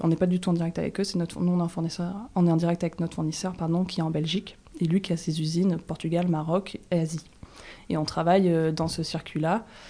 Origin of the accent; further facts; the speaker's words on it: Toulouse area, Occitania, France; now in Aix-en-Provence, France; Moi je viens de la région toulousaine